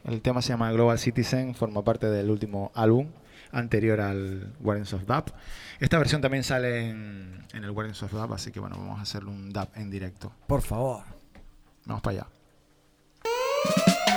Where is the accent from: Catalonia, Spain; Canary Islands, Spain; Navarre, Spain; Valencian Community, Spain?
Canary Islands, Spain; Nosotros estamos a 100 kilómetros de África y a unos 3.000 de Europa